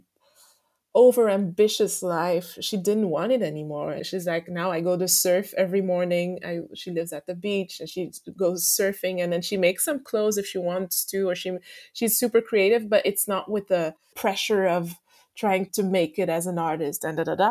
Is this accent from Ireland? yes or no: no; Belgium; also born or lived in Martinique; I grew up in Belgium.